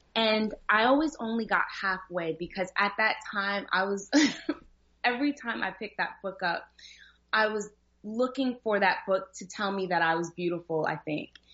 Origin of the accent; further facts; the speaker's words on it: New Jersey, United States; moved away; also born or lived in Virginia; growing up in Jersey, I got made fun of a lot and, and in Virginia as well